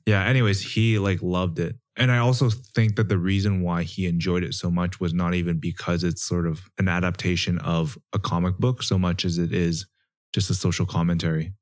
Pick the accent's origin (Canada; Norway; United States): Canada; growing up in Canada